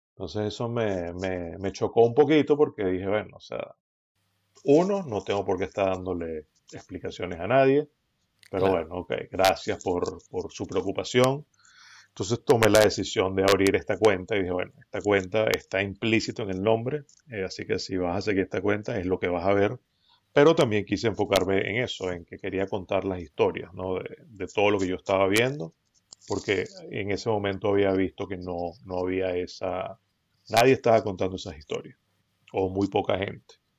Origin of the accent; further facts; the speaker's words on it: Venezuela; now in United States; yo nací acá en Estados Unidos, pero crecí en Venezuela